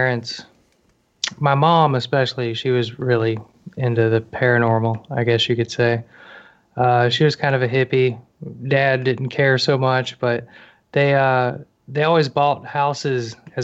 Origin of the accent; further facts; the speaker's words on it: outside of Atlanta, Georgia, United States; Georgia, outside of Atlanta